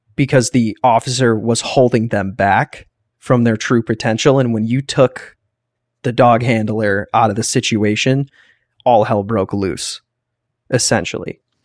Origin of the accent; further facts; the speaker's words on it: United States; We're Americans